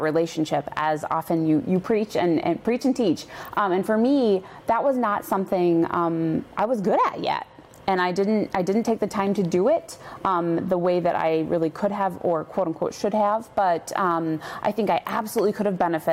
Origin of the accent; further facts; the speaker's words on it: Indiana, United States; I'm from Indiana, and my parents went there